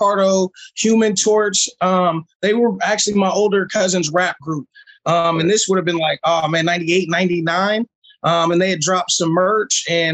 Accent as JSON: {"language": "English", "region": "Illinois", "country": "United States", "tie": "born or raised there", "also_born_or_lived": "East Coast, United States", "said": "been in the 217 area about 20 years, I guess. Moved here when I was a kid"}